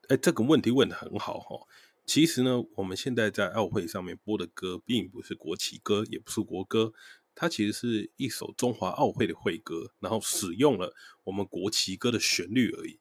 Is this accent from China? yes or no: no; Taiwan; 我们本来就是来自台湾